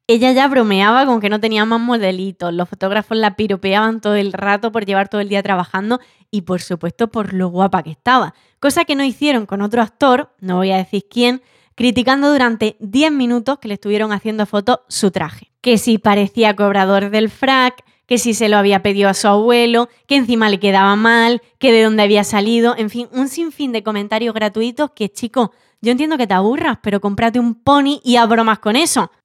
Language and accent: Spanish; San José, Andalusia, Spain; en San José, en mi pueblo, en Almería